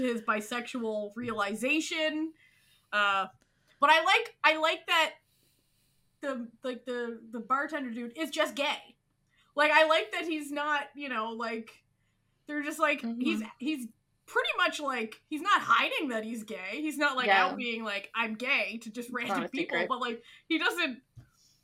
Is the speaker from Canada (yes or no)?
yes; the Maritimes, Canada; I'm from the Maritimes, which is like a very rural, poor they're on the East Coast Ocean part of Canada, which has a very distinct dialect